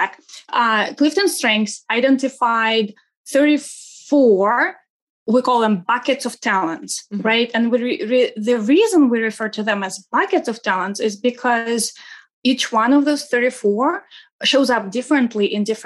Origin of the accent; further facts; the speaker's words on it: Saint Petersburg, Russia; English is a second language; now in United States; I wasn't born in the States. I am originally from Russia, from St. Petersburg, Russia.